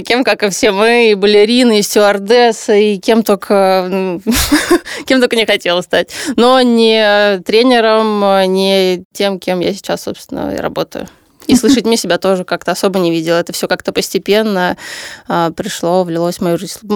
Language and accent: Russian; Saint Petersburg, Russia; moved away as an adult; now in Moscow, Russia; Я переехала в Москву тогда, я же из Питера